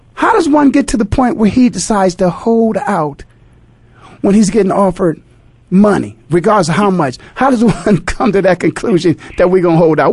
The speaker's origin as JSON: {"language": "English", "town": "Canton", "region": "Ohio", "country": "United States", "tie": "born or raised there", "said": "I'm born and raised in Canton, Ohio"}